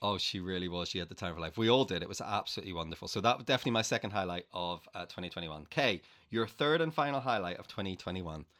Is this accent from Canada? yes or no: no; Northern Ireland, United Kingdom; moved away as an adult; I grew up in Northern Ireland